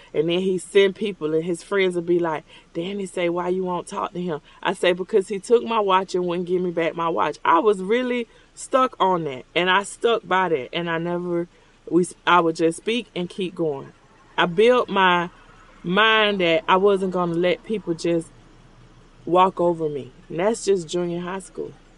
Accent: Orlando, Florida, United States; born or raised there

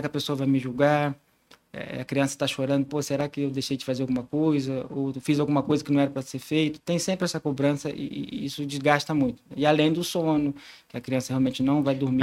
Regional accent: Barra do Piraí, Rio de Janeiro, Brazil; pediatra nascido e criado em Barra do Piraí

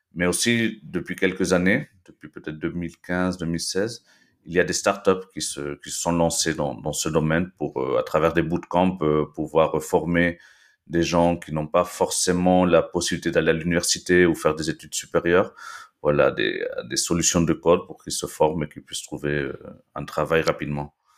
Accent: Lima, Peru; moved away as an adult; also born or lived in Belgium / Nice, France / Toulouse, France; now in France; je suis né en Belgique en fait il, euh, il y a 36 ans. Et après avoir vécu quelques années là-bas, mes parents péruviens sont rentrés au Pérou et du coup, euh, je fais mes études dans un lycée franco-péruvien, le lycée euh, français de, Lima

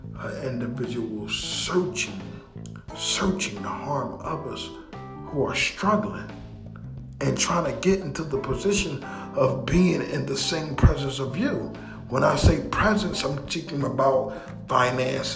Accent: Philadelphia, Pennsylvania, United States; we love Philly. Because we're from here.

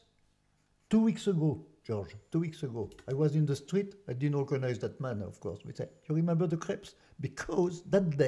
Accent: France; English is a second language; now in United States; I'm from France

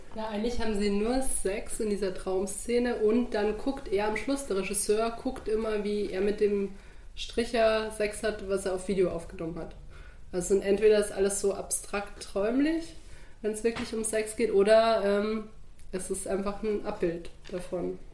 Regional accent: Bavaria, Germany; als geborene Bayerin

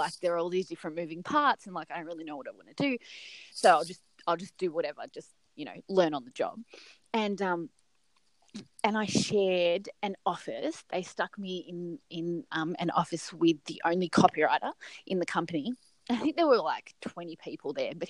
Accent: Serbia; moved away as an adult; I'm from Serbia, not Siberia, Serbia

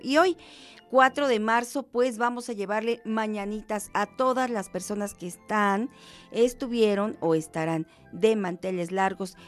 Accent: Mexico; como mexicanos

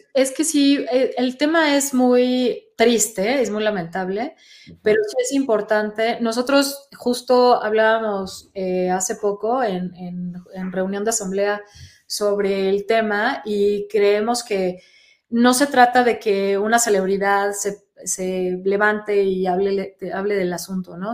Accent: Monterrey, Nuevo León, Mexico; soy muy mal hablada, soy regiomontana

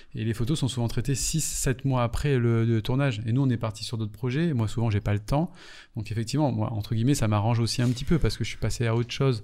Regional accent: Martinique; moved away; also born or lived in Paris; quand je suis arrivé à Paris, moi je venais de Martinique

